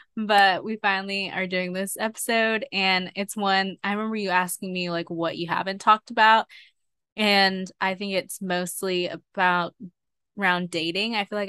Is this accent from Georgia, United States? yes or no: yes; Atlanta, Georgia, United States; also born or lived in Colorado; I was born in Colorado and then went to kindergarten, I think like preschool, kindergarten, and then first grade in Colorado, and then I moved to Atlanta after that. So, and that's where I've been except for college.